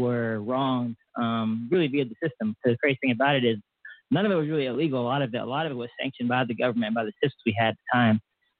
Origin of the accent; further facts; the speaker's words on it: Atlanta, Georgia, United States; moved away; I was from Atlanta before.